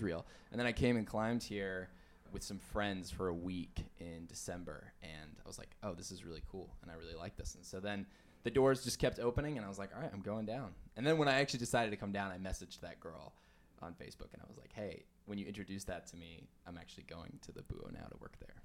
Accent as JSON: {"language": "English", "town": "Farmington", "region": "New Mexico", "country": "United States", "tie": "born or raised there", "also_born_or_lived": "Denver, Colorado / Texas", "moved": "as an adult", "said": "I was born in Denver, Colorado, and then I still have a lot of family there, but I grew up in Farmington, New Mexico"}